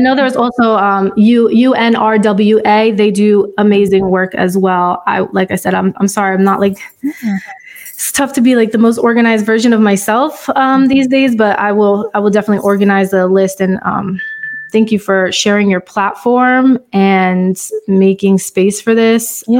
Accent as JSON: {"language": "English", "country": "United States", "said": "as an American, as an African American"}